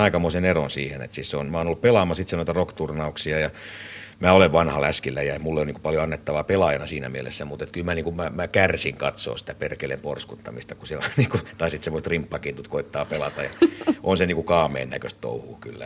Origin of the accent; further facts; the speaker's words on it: Finland; mä nyt on syntynyt Suomessa, niin mä koen, että tämä on niin kuin mun kotimaani